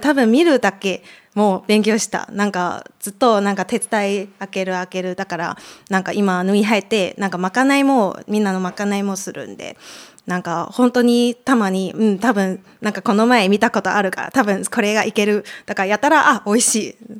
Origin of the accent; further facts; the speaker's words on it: Taipei, Taiwan; moved away; 台湾から来ました